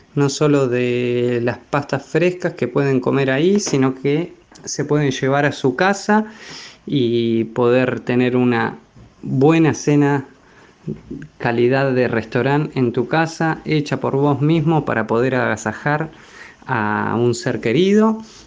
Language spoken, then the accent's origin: Spanish; General Roca, Río Negro, Argentina; moved away as an adult; also born or lived in Wellington, New Zealand; now in New Zealand; soy de General Roca, Río Negro